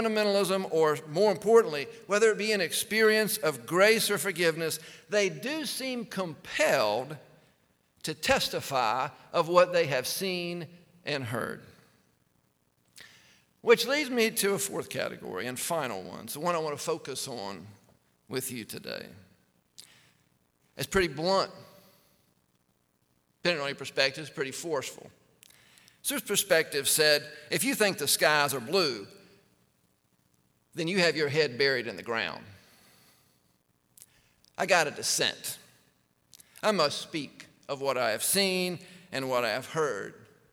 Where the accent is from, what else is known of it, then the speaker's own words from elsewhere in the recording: East Coast, United States; moved away as an adult; also born or lived in Georgia; now in Texas, United States; I'm from the East Coast. I just come to Texas in 03